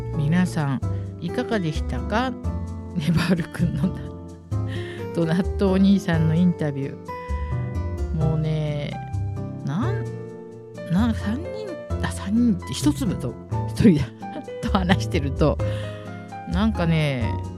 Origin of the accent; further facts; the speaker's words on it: Tokyo, Japan; also born or lived in Niger; 私の生まれ育ったあの引舟図書引という場所にあるあの引舟図書館